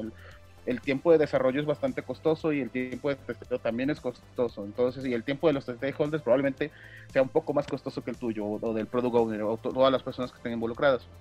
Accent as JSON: {"language": "Spanish", "region": "Veracruz", "country": "Mexico", "said": "soy de Veracruz"}